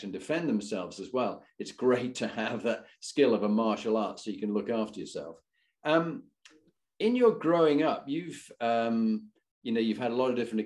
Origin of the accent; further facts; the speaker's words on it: Halifax, Yorkshire and the Humber, United Kingdom; also born or lived in Scarborough; I was born in Scarborough, brought up in Halifax